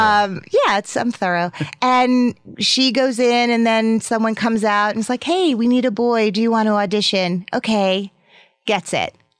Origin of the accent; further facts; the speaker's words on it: Teaneck, New Jersey, United States; I am from Teaneck, New Jersey